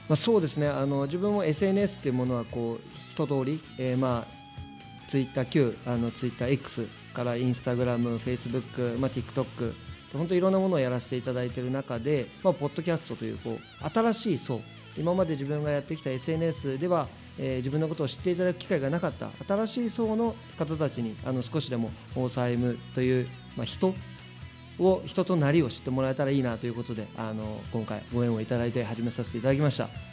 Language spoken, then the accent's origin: Japanese; Shizuoka, Japan; 静岡県清水に、えー、6人兄弟の末っ子として生まれた